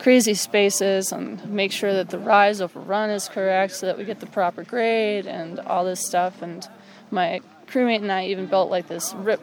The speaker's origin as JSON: {"language": "English", "region": "New York", "country": "United States", "moved": "yes", "said": "I was from New York"}